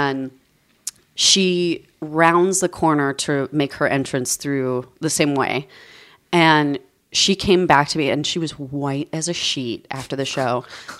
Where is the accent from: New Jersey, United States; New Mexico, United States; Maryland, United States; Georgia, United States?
New Mexico, United States; I grew up in New Mexico.